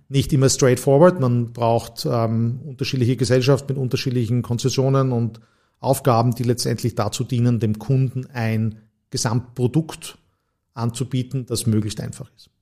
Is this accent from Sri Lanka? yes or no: no; Graz, Styria, Austria; moved away as an adult; also born or lived in St. Gallen / Heidelberg / Vienna / New York; Ich bin gebürtiger Grazer, habe die ersten 20 Jahre meines Lebens auch in der Steiermark zugebracht